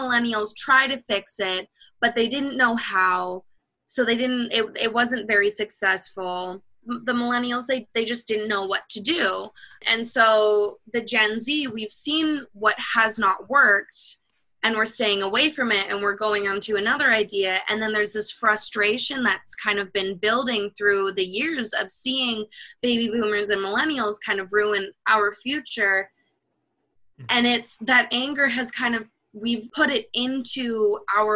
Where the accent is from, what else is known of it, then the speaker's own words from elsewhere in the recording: Canada; As a Canadian